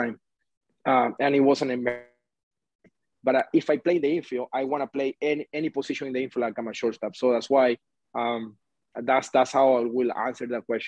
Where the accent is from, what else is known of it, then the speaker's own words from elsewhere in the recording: Venezuela; English is a second language; moved away as an adult; now in United States; growing up in Venezuela